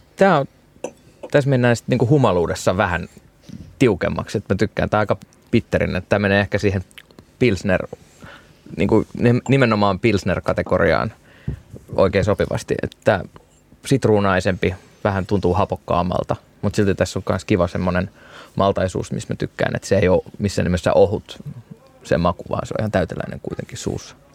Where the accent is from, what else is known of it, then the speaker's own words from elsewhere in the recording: Turku, Southwest Finland, Finland; moved away as an adult; now in Bordeaux, France; Turusta, mistä mä oon kotoisin